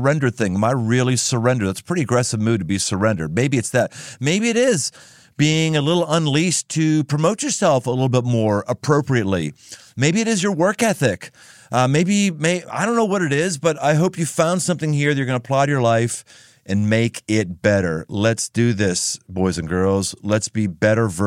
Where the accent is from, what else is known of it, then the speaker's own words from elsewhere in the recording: Pittsburgh, Pennsylvania, United States; now in Cincinnati, United States; I'm from, well, originally Pittsburgh, but Cincinnati, Ohio